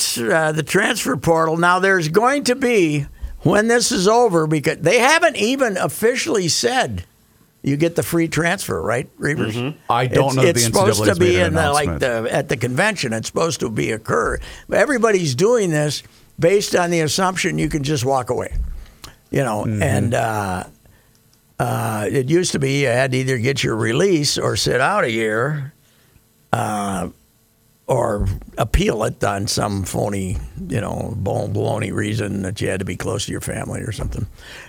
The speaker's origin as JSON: {"language": "English", "region": "Minnesota", "country": "United States", "said": "We're both from Minnesota."}